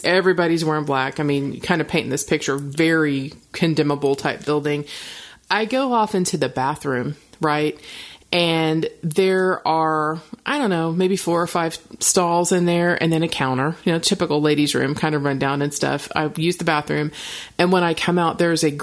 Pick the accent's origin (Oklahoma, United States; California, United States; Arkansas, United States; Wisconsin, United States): Oklahoma, United States; I'm conservative girl from Oklahoma